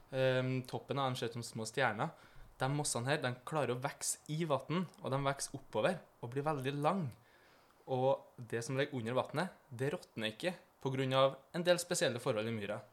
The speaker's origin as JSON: {"language": "Norwegian", "region": "Trøndelag", "country": "Norway", "also_born_or_lived": "Eastern Norway", "moved": "yes", "said": "Jeg er jo fra Trøndelag, der jeg er vant til litt mer fjell og over skoggrensa"}